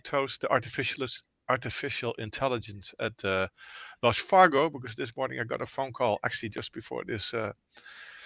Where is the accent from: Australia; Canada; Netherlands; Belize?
Netherlands; moved away as an adult; also born or lived in Oakland, California; now in Lafayette, United States; I'm Dutch